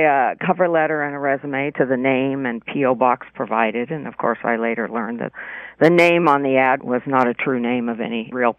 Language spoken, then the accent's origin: English; California, United States; moved away as an adult; also born or lived in New York City; I grew up in California, small towns mostly